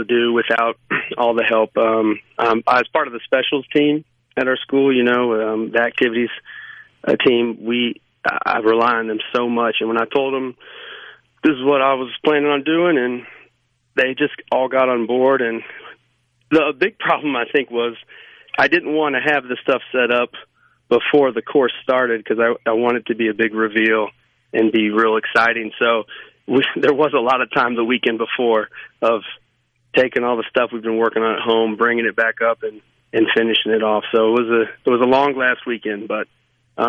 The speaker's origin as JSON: {"language": "English", "region": "Louisiana", "country": "United States", "tie": "born or raised there", "moved": "yes", "lives_now": "Mississippi, United States", "said": "I grew up in Louisiana, and then I moved here."}